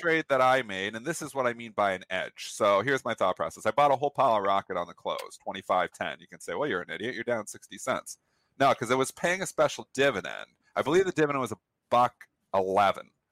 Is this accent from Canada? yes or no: yes; Canada; I'm Canadian